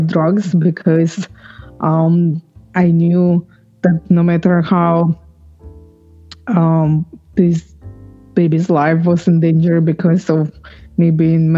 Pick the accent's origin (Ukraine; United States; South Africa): Ukraine; moved away; I am from Ukraine, but I was born when it was USSR.